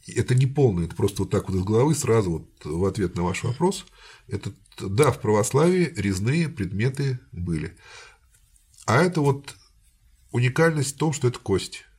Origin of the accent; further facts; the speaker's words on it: Samara, Samara Oblast, Russia; я, как самарец, считаю ее своей